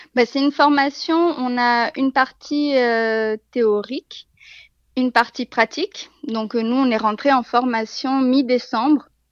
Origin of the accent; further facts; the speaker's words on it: Bordeaux, Nouvelle-Aquitaine, France; moved away as an adult; now in Burgundy, France; Je je suis pas de la région de Bourgogne, je suis originaire de Bordeaux. Ça fait quatre ans que nous sommes ici.